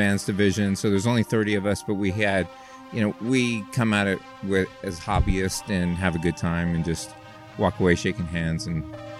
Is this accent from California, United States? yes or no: yes; Bay Area, California, United States; I am from the Bay Area. I just raced the 55 plus. I'm a 60-year-old